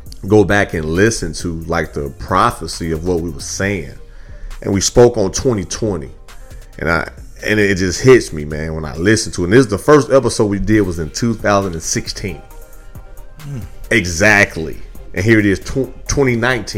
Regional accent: Midwest, United States; now in Houston, United States; I'm from the Midwest

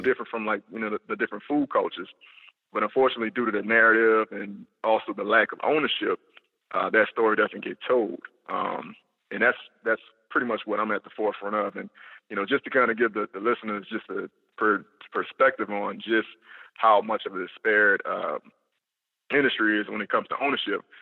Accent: New Orleans, Louisiana, United States; also born or lived in Florida; I'm a New Orleans native. I was born and raised in New Orleans East.

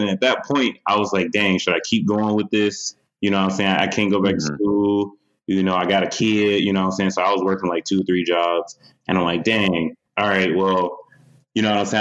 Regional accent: Detroit, Michigan, United States; In my hometown, Detroit, in Michigan

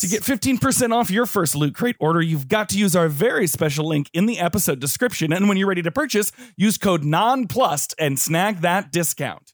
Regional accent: Texas, United States; I grew up in Texas

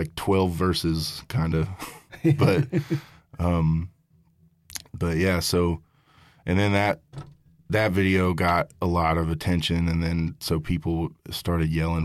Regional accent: Tulsa, Oklahoma, United States; also born or lived in Texas / Kentucky; I was born in Texas and then grew up in Kentucky a little bit and then we moved to Oklahoma when I was about 10

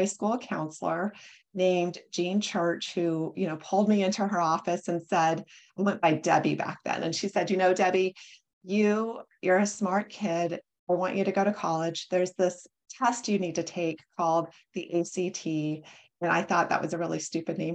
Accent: North Platte, Nebraska, United States; moved away; I grew up in North Platte, Nebraska. So it's in the middle of the US, a very rural area

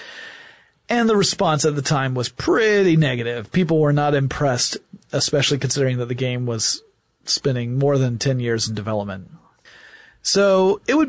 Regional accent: Atlanta, Georgia, United States; my hometown of Atlanta, Georgia.

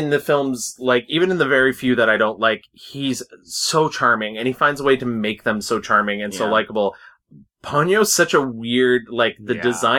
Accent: United States; it's Japanese and I'm American

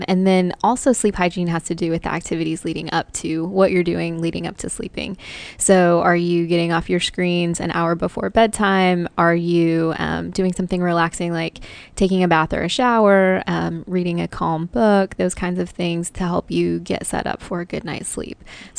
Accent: Papua New Guinea; In Papua New Guinea.

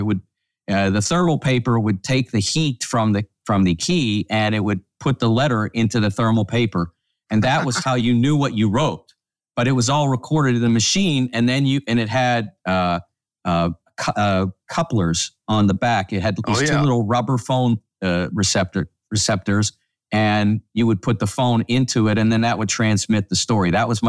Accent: Pittsburgh, Pennsylvania, United States; Well, it's interesting because, Todd, I grew up in the Pittsburgh area

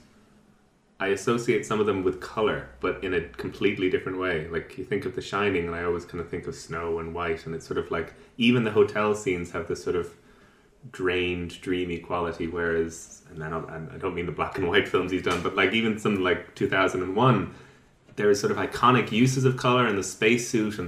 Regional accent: County Meath, Ireland; I grew up in Meath

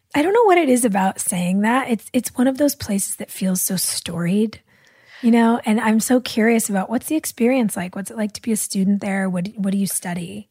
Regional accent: Los Angeles, California, United States; I'm an L A baby

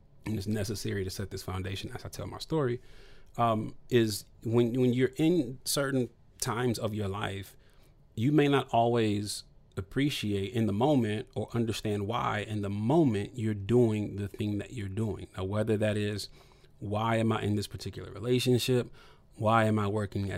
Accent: Toledo, Ohio, United States; I'm from Toledo, Ohio

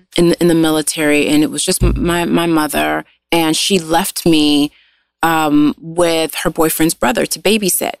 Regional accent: Los Angeles, California, United States; I am a LA native

